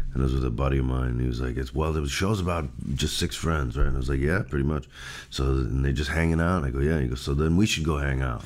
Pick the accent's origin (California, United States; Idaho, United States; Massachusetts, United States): Massachusetts, United States; Newton; I was born in Newton, Massachusetts